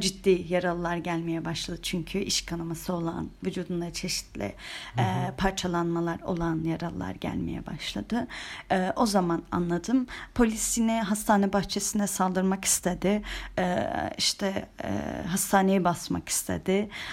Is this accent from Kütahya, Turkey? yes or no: no; Antalya, Turkey; Ama ben Antalyalıyım